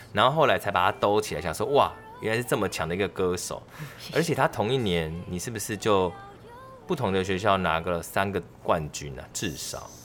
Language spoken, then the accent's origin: Chinese; Kaohsiung, Taiwan; 我是高雄人